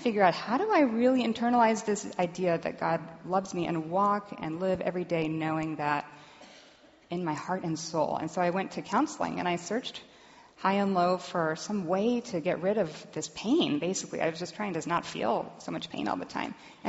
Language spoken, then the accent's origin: English; Dallas, Texas, United States; born there; And so I was born in Dallas, and my mother met my father at Southern Methodist University.